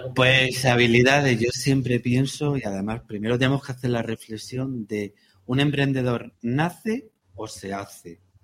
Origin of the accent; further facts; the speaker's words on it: La Puerta de Segura, Andalusia, Spain; yo soy de la Puerta de Segura